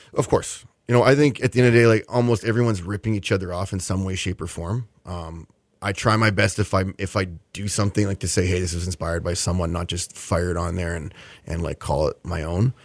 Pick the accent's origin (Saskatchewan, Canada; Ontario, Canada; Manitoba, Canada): Manitoba, Canada; Winnipeg; now in Houston, United States; it's my hometown